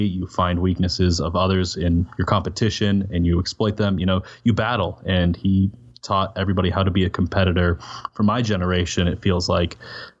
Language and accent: English; Gillette, Wyoming, United States; I'm from Gillette, Wyoming.